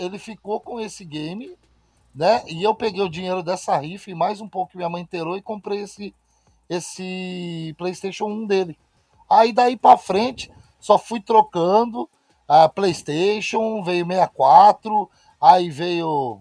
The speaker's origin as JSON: {"language": "Portuguese", "town": "Osasco", "region": "São Paulo", "country": "Brazil", "tie": "born or raised there", "also_born_or_lived": "Itapetininga", "lives_now": "Granja Viana, Brazil", "said": "Sou, minha cidade natal é Osasco. Sou, nasci em ah, Osasco"}